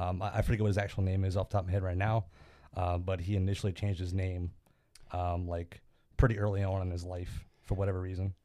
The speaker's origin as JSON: {"language": "English", "area": "near Fort Detrick", "region": "Maryland", "country": "United States", "tie": "born or raised there", "moved": "as an adult", "said": "a fort uh, near my hometown named Fort Detrick"}